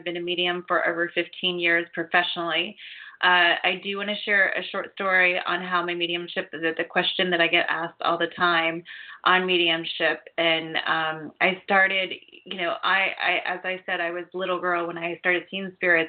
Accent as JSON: {"language": "English", "region": "Ohio", "country": "United States", "tie": "born or raised there", "said": "I grew up in Ohio"}